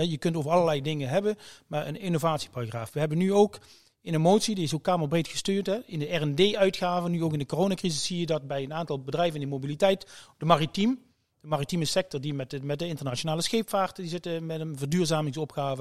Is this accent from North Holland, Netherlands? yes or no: no; Limburg, Netherlands; ik kom uit Limburg, uit de, uit de regio